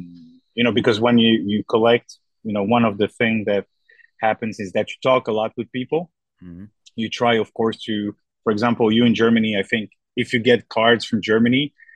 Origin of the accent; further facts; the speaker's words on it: Brussels, Brussels-Capital Region, Belgium; now in Thessaloniki, Greece; I'm actually from Brussels, Belgium.